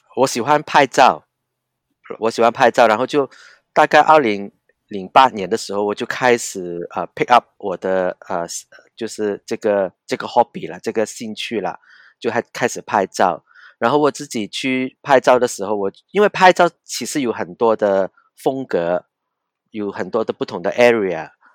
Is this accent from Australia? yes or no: no; Hong Kong; Chinese is a second language; 我是，呃，在香港。我是在香港成长的人